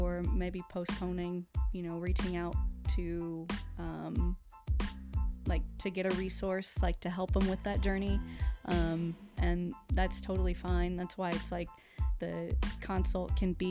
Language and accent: English; Radium Springs, New Mexico, United States; I grew up in Radium Springs